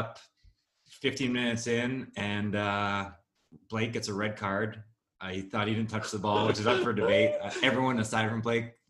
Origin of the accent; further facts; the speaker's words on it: Canada; I'm just a Canadian